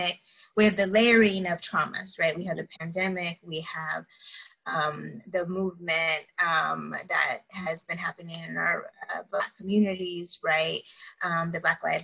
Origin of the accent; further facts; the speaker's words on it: San Antonio, Texas, United States; also born or lived in Houston, Texas / Atlanta, Georgia; now in Austin, United States; I was actually born in Houston, but raised in San Antonio, South Texas